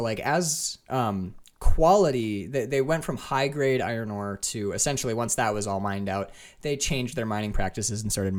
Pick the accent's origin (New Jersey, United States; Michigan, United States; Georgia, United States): Michigan, United States; Lake Linden; moved away as an adult; also born or lived in Ann Arbor, Michigan; I was born in Ann Arbor, but then I moved immediately up to like the Houghton Hancock area. I grew up in Lake Linden.